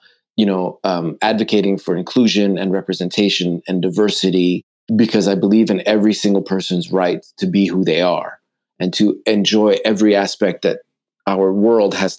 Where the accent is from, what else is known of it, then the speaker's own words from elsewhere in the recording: Montreal, Quebec, Canada; I grew up not just in Canada. I grew up in Montreal.